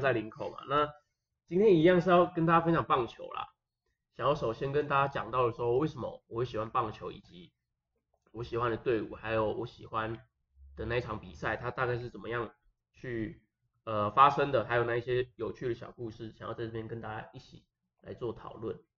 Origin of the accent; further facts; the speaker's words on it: Taiwan; 我是台湾的